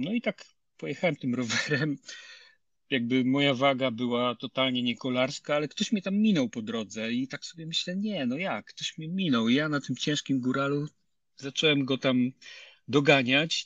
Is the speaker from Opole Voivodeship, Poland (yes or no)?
yes; Nysa, Opole Voivodeship, Poland; also born or lived in Lower Silesia; ja pochodzę z Nysy